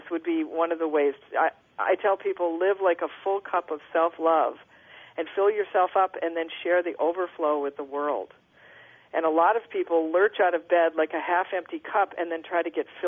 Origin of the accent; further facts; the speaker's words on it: Minneapolis, Minnesota, United States; I'm from Minnesota originally, I'm from Minneapolis.